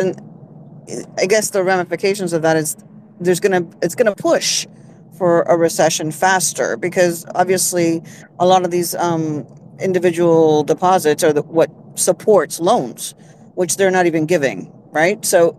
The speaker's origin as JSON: {"language": "English", "region": "Florida", "country": "United States", "said": "I'm from Florida."}